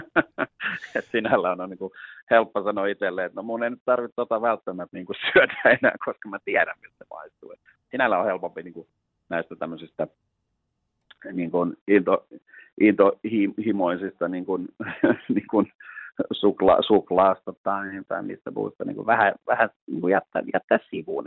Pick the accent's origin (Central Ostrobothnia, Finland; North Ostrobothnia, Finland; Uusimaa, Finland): Uusimaa, Finland; Helsinki; Mä oon itse Lauttasaaresta kotosi ja kävin täällä koulut